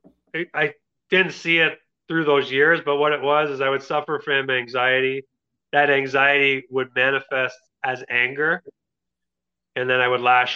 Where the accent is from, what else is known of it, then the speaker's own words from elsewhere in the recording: Kitchener, Ontario, Canada; also born or lived in Kingston; I moved up to Kitchener. It's my hometown.